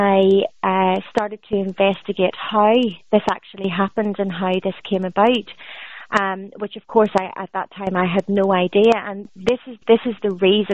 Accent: Ireland; moved away as an adult; I'm an Irish diaspora. I left my homeland about 13 years ago, but obviously that's where my entire family still is

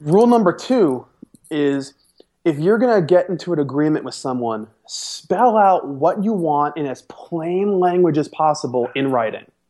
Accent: New York, United States; moved away; I'm, I'm from New York, and even though they say soda there as, as the generic word

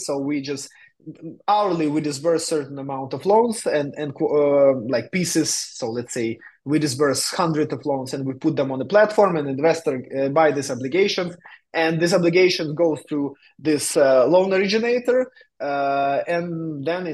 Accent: Ukraine; moved away as an adult; also born or lived in Vietnam; now in Barcelona, Spain; I'm from Ukraine. Now I'm based in Spain, in Barcelona

